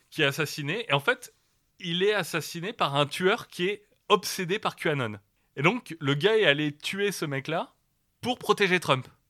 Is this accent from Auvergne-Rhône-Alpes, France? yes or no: no; the North, Hauts-de-France, France; moi je viens du Nord